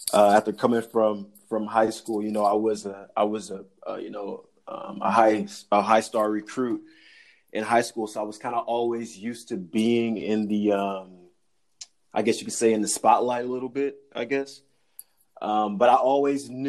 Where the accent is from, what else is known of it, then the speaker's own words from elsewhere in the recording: Houston, Texas, United States; moved away as an adult; also born or lived in Fargo, North Dakota; now in Chicago, United States; I'm originally from Houston, Texas